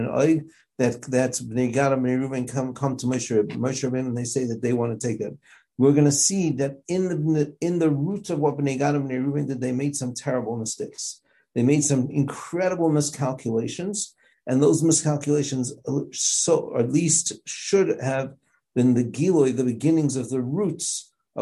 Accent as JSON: {"language": "English", "country": "South Africa", "tie": "born or raised there", "moved": "yes", "said": "growing up in South Africa"}